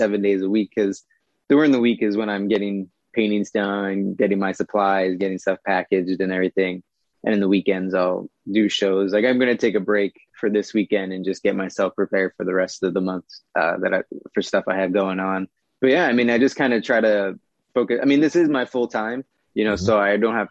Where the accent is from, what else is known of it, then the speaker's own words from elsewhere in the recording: Philadelphia, Pennsylvania, United States; now in Southern California, United States; I'm actually originally from Philadelphia